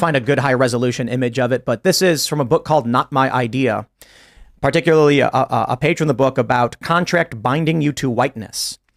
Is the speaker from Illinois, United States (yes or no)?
yes; Chicago, Illinois, United States; I'm from Chicago, and I grew up with a Democrat family